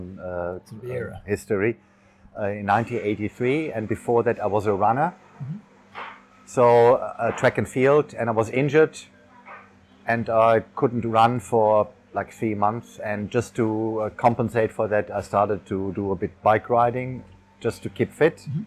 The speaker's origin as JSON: {"language": "English", "town": "Koblenz", "region": "Rhineland-Palatinate", "country": "Germany", "tie": "born or raised there", "moved": "as an adult", "lives_now": "Phuket, Thailand", "said": "the first triathlon in my hometown, Koblenz, 1983"}